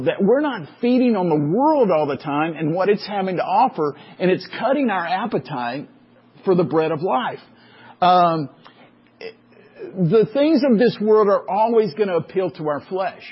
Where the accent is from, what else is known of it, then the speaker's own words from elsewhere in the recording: Waco, Texas, United States; growing up in Waco